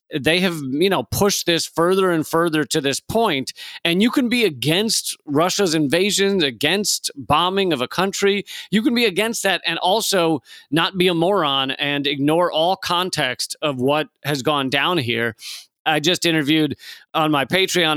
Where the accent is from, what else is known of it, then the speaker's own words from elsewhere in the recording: United States; I'm an American living in America.